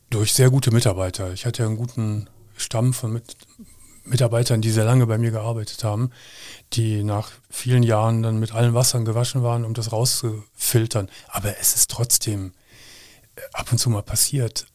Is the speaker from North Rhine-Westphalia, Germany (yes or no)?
yes; Gummersbach, North Rhine-Westphalia, Germany; moved away as an adult; now in Cologne, Germany; ich komm ja leider aus Gummersbach